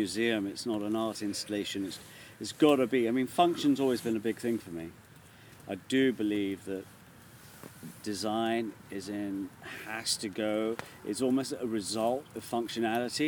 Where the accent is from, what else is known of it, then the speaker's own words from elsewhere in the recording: London, United Kingdom; Born and bred in London.